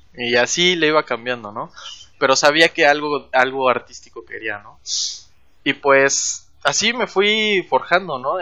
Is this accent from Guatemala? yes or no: no; Chetumal, Quintana Roo, Mexico; yo nací en la capital porque piensan que Cancún es la capital, pero no, ahora viene aquí la idea de que Chetumal es la capital. Yo nací ahí